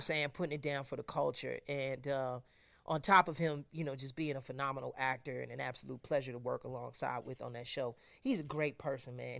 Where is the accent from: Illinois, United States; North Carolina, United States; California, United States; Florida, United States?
Illinois, United States; Chicago; my, my family and I, we hail from Chicago.